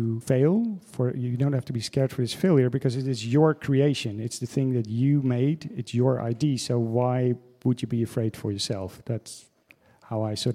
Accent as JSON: {"language": "English", "country": "Netherlands", "also_born_or_lived": "Amsterdam / New York", "moved": "as an adult", "lives_now": "Berlin, Germany", "said": "from the Netherlands, but I live in Berlin"}